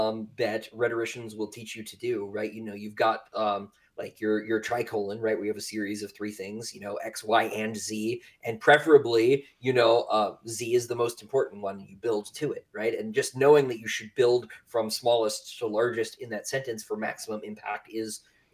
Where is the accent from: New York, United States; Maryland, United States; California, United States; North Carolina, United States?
North Carolina, United States; Raleigh; born there; accent: Southern; I was born in Raleigh, still live here. Don't plan on going anywhere. Some people will say that's not really the South.